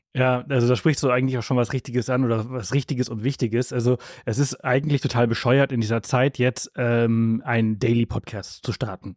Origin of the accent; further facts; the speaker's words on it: Mallorca, Balearic Islands, Spain; also born or lived in Southern Germany; now in Germany; Wir haben die letzten zwei Jahre auf Mallorca gelebt, da wo ich herkomme. Ich bin dort geboren und aufgewachsen